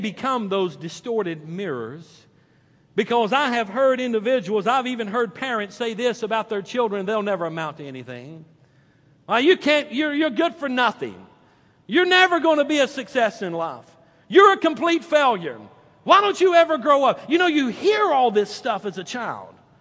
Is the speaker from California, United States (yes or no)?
no; North Carolina, United States; I'm from North Carolina